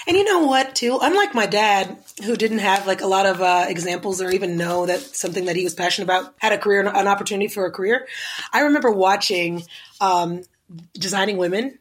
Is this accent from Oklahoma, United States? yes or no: yes; Oklahoma City, Oklahoma, United States; now in Los Angeles, United States; I grew up in Oklahoma City, right next to the capital of the city.